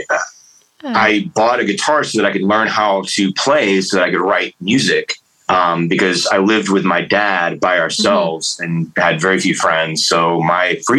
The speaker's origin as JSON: {"language": "English", "town": "Atlanta", "region": "Georgia", "country": "United States", "tie": "born or raised there", "also_born_or_lived": "Tacoma, Washington / the South", "moved": "as an adult", "lives_now": "North Carolina, United States", "said": "I grew up in the Atlanta punk rock scene and the Oi scene"}